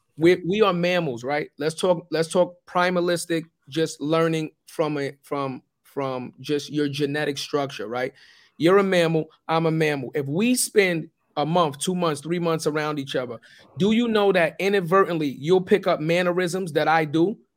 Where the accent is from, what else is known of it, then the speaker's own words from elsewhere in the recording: New York City, New York, United States; when I grew up, I'm from Forrest Projects.